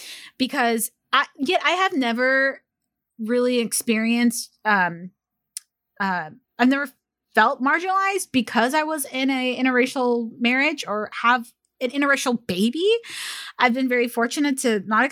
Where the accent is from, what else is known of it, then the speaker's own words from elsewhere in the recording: California, United States; I was born in California